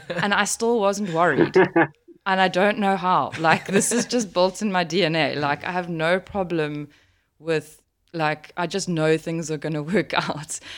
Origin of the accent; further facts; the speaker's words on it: South Africa; a South African, living in South Africa